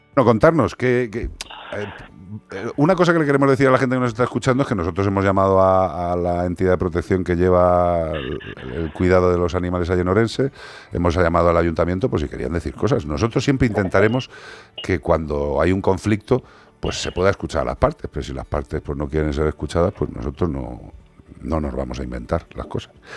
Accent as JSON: {"language": "Spanish", "town": "Ourense", "region": "Galicia", "country": "Spain", "said": "en Ourense, en mi tierra."}